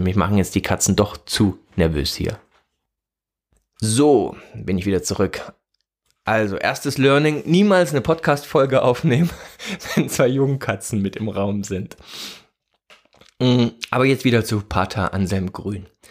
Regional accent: East Germany, Germany; Ich komme also komme aus der DDR, ne, bin da aufgewachsen

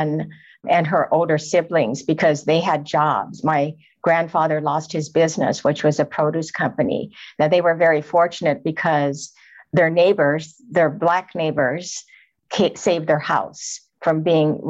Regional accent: Los Angeles, California, United States; I grew up in South Central Los Angeles.

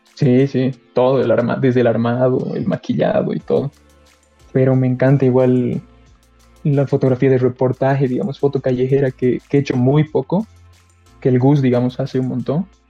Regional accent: Cochabamba, Bolivia; yo soy bien cochalo

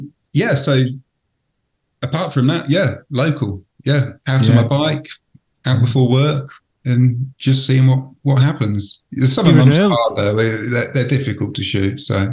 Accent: Reading, South East England, United Kingdom; I was born in Reading

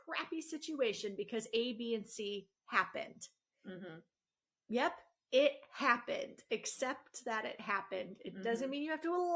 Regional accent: Illinois, United States; we're from Illinois.

